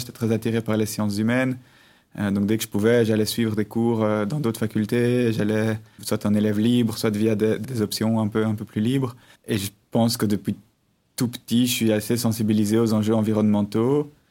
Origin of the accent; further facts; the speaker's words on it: Brussels, Brussels-Capital Region, Belgium; je suis né en 1986 à Bruxelles, euh, j'ai grandi à Bruxelles, j'ai étudié à Bruxelles